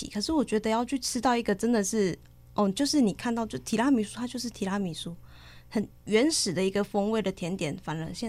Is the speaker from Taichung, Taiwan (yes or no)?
yes; Taichung, Taiwan; 呃，我是台中人